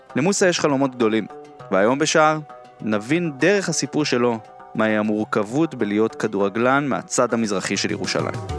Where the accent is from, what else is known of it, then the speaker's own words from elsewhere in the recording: Jerusalem, Jerusalem District, Israel; אני אומר את זה כירושלמי רוב חיי